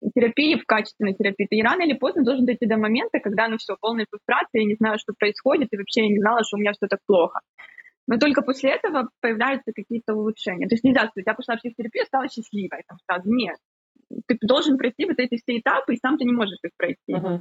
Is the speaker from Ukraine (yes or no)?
yes; Ukraine; now in Cyprus; сама из Украины, сейчас живу на Кипре